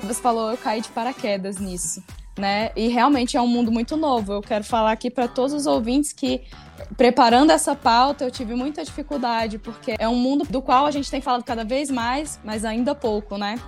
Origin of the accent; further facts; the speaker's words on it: Brazil; como brasileiro